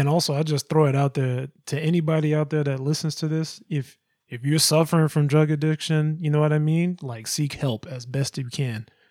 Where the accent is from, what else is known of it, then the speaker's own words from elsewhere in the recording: Georgia, United States; where I come from, in Georgia where I was born